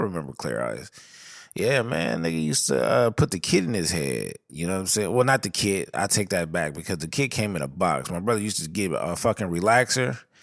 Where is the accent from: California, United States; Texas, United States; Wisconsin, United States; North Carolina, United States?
California, United States; Southern; I come from Southern California